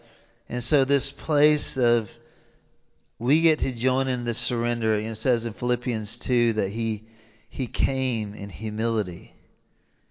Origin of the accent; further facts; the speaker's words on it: the South, United States; accent: southern; my southern accent